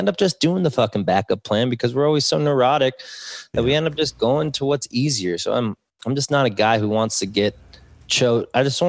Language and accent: English; West Hills, California, United States; I grew up in West Hills, Calabasas.